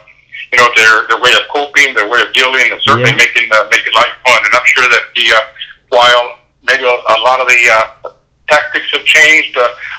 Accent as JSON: {"language": "English", "region": "New York", "country": "United States", "said": "I'm from New York. I can't afford to go back."}